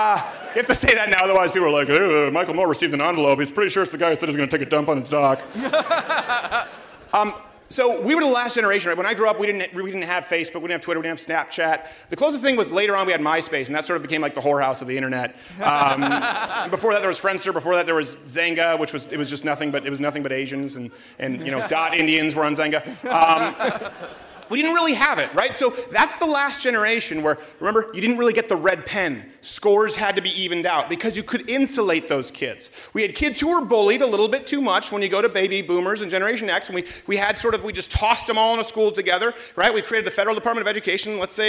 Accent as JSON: {"language": "English", "country": "Canada", "said": "everyone else booing because I'm still Canadian."}